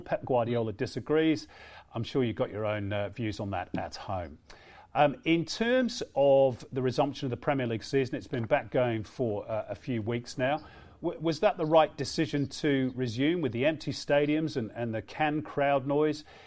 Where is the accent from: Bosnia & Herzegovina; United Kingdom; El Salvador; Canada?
United Kingdom; England; I grew up in England in the 80s